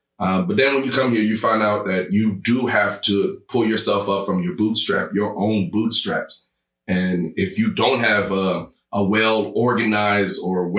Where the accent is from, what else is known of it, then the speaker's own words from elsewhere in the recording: Uganda; Okay, and I'm from Uganda.